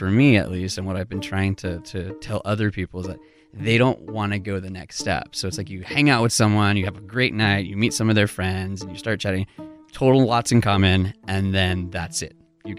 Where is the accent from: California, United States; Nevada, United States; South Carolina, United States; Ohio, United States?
California, United States; now in Seattle, United States; I've been in Seattle for almost 15 years. I moved up right after college from Southern California.